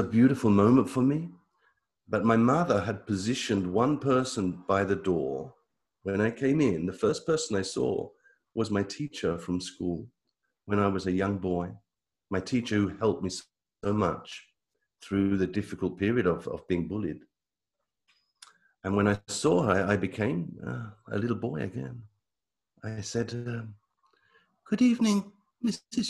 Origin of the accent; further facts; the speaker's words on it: United Kingdom; moved away as an adult; now in Italy; I live in Italy. But I come from Britain. I moved to Italy